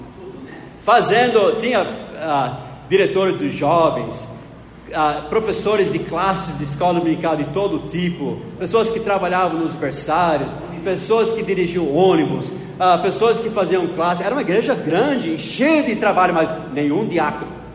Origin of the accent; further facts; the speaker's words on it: Knoxville, Tennessee, United States; now in Brazil; lá no sul dos Estados Unidos, na cidade onde eu nasci, Knoxville, Tennessee